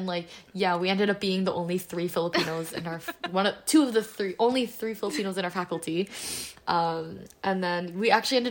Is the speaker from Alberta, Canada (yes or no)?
no; Toronto, Ontario, Canada; moved away as an adult; also born or lived in Montreal; I am from Toronto, Ontario.